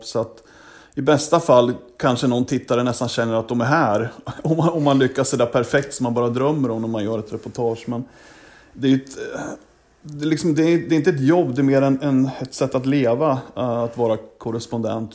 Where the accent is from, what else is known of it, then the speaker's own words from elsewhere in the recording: Sweden; moved away as an adult; also born or lived in Gävle; now in Washington, United States; när jag var hemma i Sverige